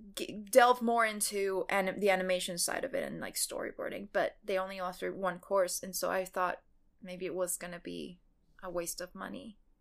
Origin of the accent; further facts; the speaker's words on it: Mexico; moved away; me growing up in Mexico